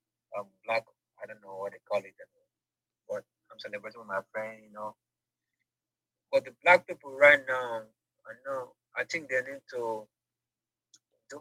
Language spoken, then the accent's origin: English; Igbo, Igboland, Nigeria; first language Igbo; English is a second language; moved away as an adult; now in Dubai, United Arab Emirates; I'm an Igbo boy.